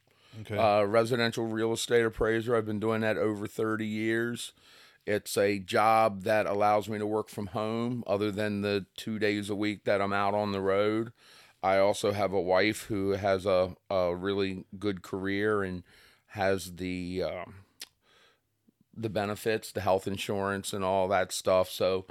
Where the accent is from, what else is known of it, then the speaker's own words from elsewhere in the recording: Kent Island, Maryland, United States; So I'm from the Kent Island, Kent Narrows